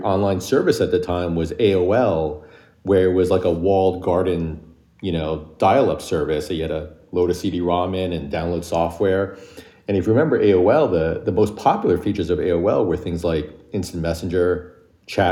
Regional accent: New York, United States; also born or lived in Michigan; I was born and raised in New York

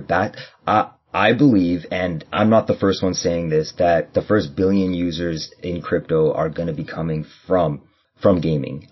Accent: Canada; I'm from Canada

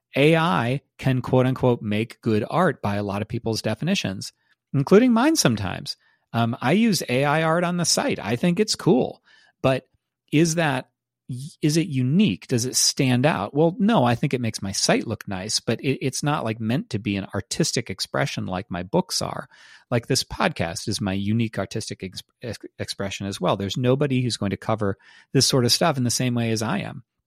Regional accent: United States; those of us who are Americans

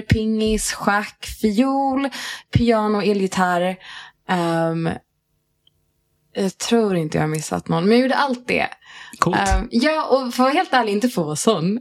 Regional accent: Järfälla, Stockholm County, Sweden; moved away as an adult; also born or lived in Riga, Latvia / Hässelby; Järfälla hela mitt liv

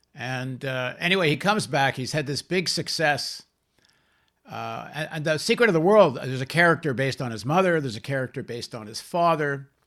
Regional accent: Toronto, Ontario, Canada; I grew up in Toronto

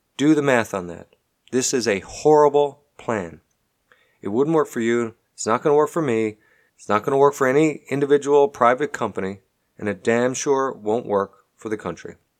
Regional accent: Canada; now in Texas, United States; I'm a Canadian, And while I live here, pay taxes here, employ people here, I unfortunately don't get to vote here.

